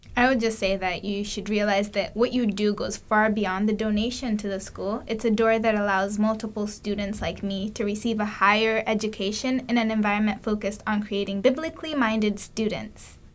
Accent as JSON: {"language": "English", "country": "Kenya", "moved": "as an adult", "lives_now": "United States", "said": "I'm from Kenya"}